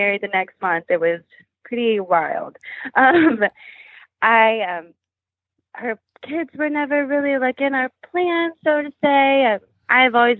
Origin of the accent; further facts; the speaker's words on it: Kentucky, United States; moved away as an adult; also born or lived in Nashville; We're both from Kentucky. We moved back home once we had Otis